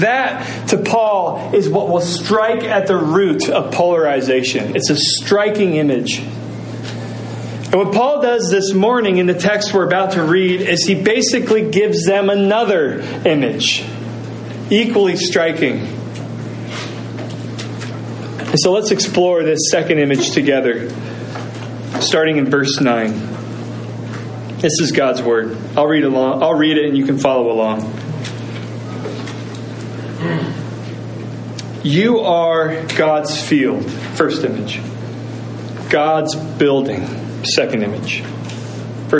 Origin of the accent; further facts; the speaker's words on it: Indiana, United States; moved away; I'm a Hoosier. I was raised in Indiana.